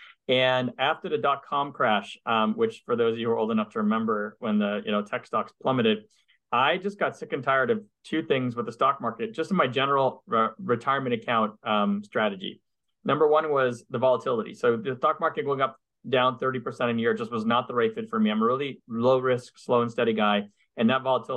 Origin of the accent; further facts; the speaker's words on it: Montreal, Quebec, Canada; moved away as an adult; now in United States; I'm from Montreal, but I'm originally from Canada. And I grew up there in Montreal, and I left Canada in 98 to come to the US